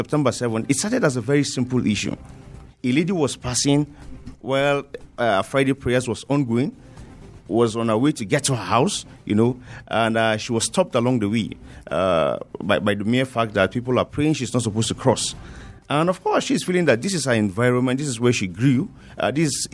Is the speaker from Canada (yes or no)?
no; Jos, Plateau, Nigeria; I grew up in Jos, and we were within the epic center during the 2001 crisis